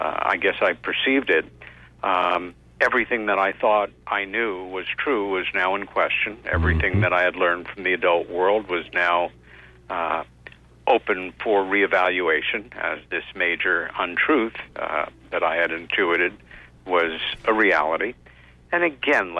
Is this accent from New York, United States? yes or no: yes; Long Island, New York, United States; as children growing up on Long Island, about 30 miles east of Manhattan in a lovely little village there